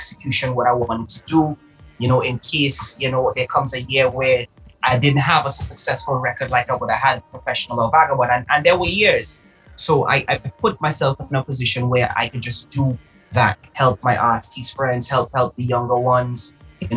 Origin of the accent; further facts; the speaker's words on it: Trinidad & Tobago; also born or lived in Antigua and Barbuda; I was raised in Trinidad. However, I was born in Antigua and Barbuda